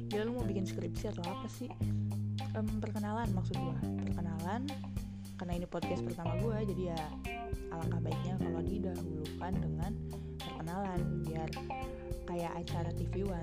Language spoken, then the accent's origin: Indonesian; Kuningan, West Java, Indonesia; also born or lived in Cirebon; now in Tangerang Selatan, Indonesia; asli gue orang Cirebon gue lahir di Cirebon tapi rumah di Kuningan Jawa Barat nah ribet nggak lu?